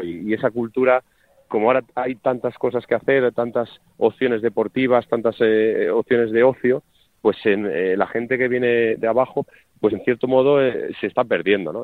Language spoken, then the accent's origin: Spanish; Madrid, Community of Madrid, Spain; jugadores que somos de Madrid